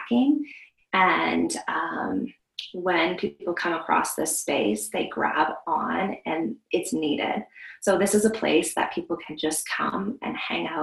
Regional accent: Vancouver Island, British Columbia, Canada; now in Alberta, Canada; I grew up on Vancouver Island, and we lived in a forest there.

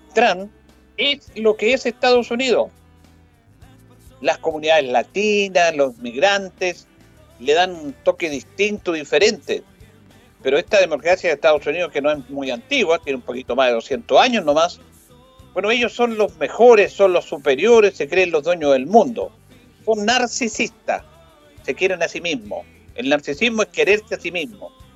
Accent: Chile; como los chilenos

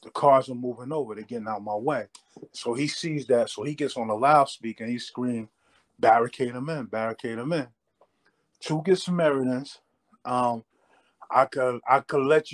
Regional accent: Hackensack, New Jersey, United States; moved away; also born or lived in Waterbury; I'm from Hackensack, New Jersey

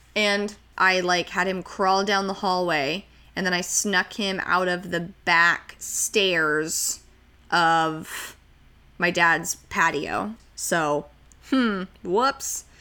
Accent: Santa Clarita, California, United States; moved away; growing up in Santa Clarita

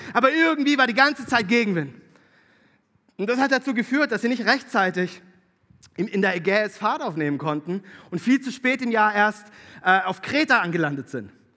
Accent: Konstanz district, Baden-Württemberg, Germany; moved away; Ich bin Konstanzer. Tatsächlich. Ich bin geboren in Konstanz. Ähm, aufgewachsen im Landkreis Konstanz.

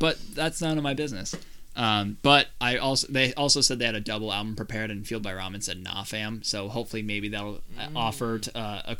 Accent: Minnesota, United States; We're from Minnesota, where it snows most months of the year.

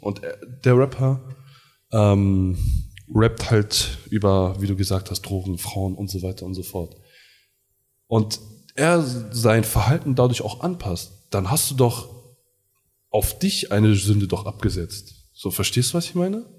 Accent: Garbsen, Lower Saxony, Germany; bei uns in Hannover, in Garbsen

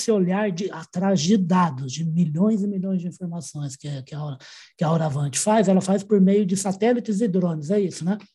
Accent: Minas Gerais, Brazil; eu já sou mineiro

